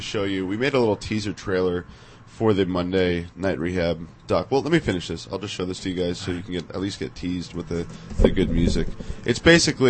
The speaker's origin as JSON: {"language": "English", "area": "Napa Valley", "region": "California", "country": "United States", "tie": "born or raised there", "said": "when I grew up in Napa Valley"}